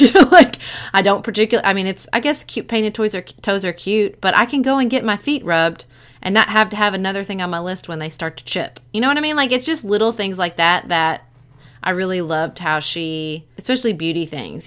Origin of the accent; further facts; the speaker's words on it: United States; as an American